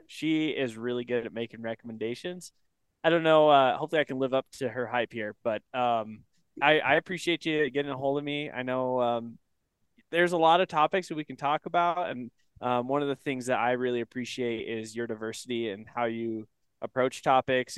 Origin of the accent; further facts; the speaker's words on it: Northeast Oregon, United States; also born or lived in Bend, Oregon; now in Wyoming, United States; I grew up in Northeast Oregon